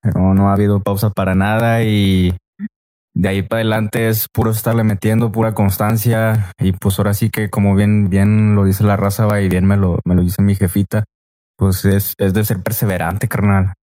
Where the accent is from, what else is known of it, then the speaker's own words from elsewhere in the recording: Río Bravo, Tamaulipas, Mexico; also born or lived in Reynosa, Tamaulipas / Ciudad Mante, Tamaulipas; soy de Reynosa pero pues yo siempre he dicho va, de que no, pues yo soy de Río Bravo, pero sí, yo estoy viviendo ahora sí que también la mitad de mi vida en, en, El Mante, allá